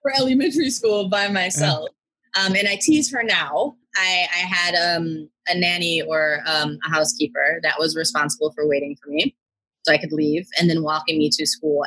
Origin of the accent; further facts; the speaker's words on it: Washington, District of Columbia, United States; I was born and raised in Washington, D.C.